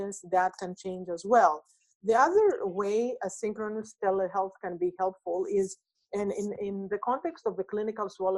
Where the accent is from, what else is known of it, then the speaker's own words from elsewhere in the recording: Greece; moved away; my home country, Greece